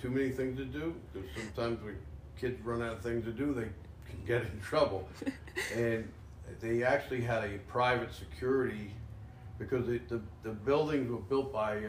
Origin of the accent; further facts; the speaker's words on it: New York City, New York, United States; moved away; also born or lived in Manhattan; I was born in the hospital of Manhattan. Don't really know why we went to that hospital in Manhattan. It was Jewish Memorial, but I grew up in the Bronx.